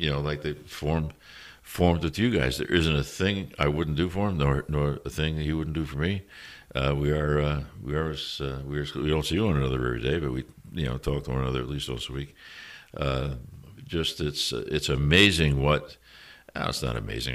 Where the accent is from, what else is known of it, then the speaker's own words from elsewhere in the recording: New York City, New York, United States; I'm from New York City